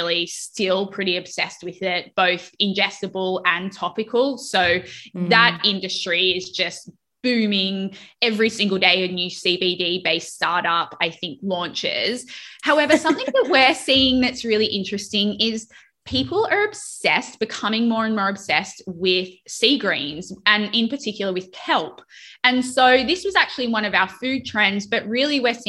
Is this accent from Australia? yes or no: yes; Australia; now in United States; growing up in Australia